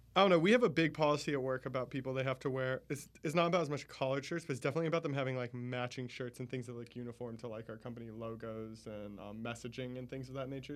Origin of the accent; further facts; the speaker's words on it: Jacksonville, Florida, United States; moved away as an adult; now in Orlando, United States; originally from Jacksonville